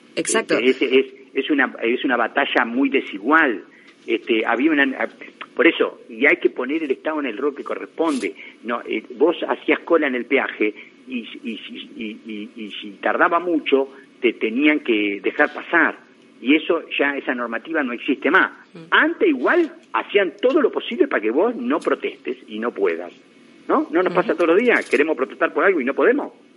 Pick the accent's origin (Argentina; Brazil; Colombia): Argentina; la Argentina donde yo nací